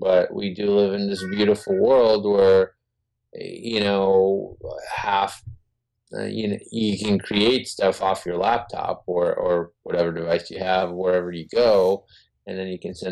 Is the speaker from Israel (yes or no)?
yes; Israel; We're Jewish. We're from Israel